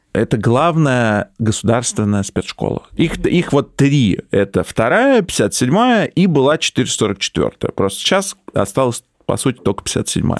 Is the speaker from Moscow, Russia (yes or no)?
yes; Moscow, Russia; В Москве в 90-е, когда я рос, было жестко